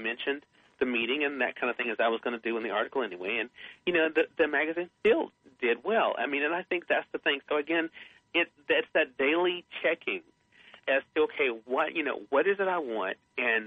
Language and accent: English; the South, home state of Mississippi, United States; I tell people I'm from the South. That's the way I was raised.